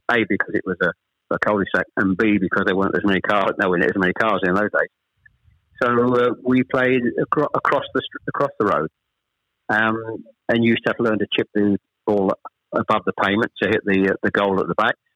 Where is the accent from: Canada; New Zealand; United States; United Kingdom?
United Kingdom; Chelmsford, East of England; also born or lived in Ashton-under-Lyne, Greater Manchester; We actually moved south from Manchester. We, we, I was born in Ashton under Lyne. We actually moved south to Chelmsford when I was probably I was the eldest of three when I was probably about seven or eight